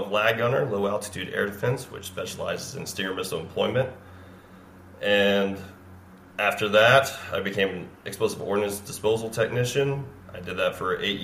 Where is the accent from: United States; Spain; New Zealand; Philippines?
United States; Richmond, Virginia; moved away as an adult; now in Sneads Ferry, United States; I'm born and raised in Richmond, Virginia.